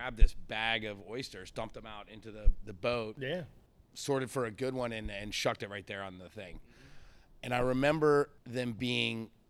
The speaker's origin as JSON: {"language": "English", "region": "the North", "country": "United States", "tie": "born or raised there", "moved": "yes", "lives_now": "Charleston, United States", "said": "I grew up in the North"}